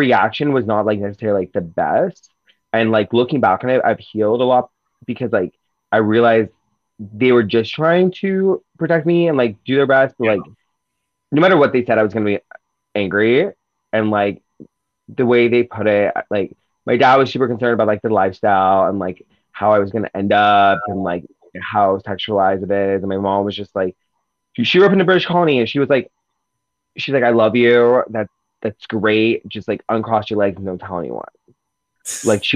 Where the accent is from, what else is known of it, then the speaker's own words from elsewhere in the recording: Seattle, Washington, United States; I grew up in, like I guess you could say, like, the bougie area of Seattle